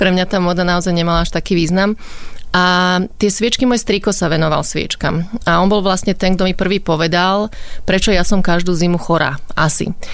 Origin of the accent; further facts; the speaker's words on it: Bratislava, Bratislava Region, Slovakia; Ja som už z Bratislavy, ale moja mamina pochádza zo Zlatých Moraviec a otec je z Komárna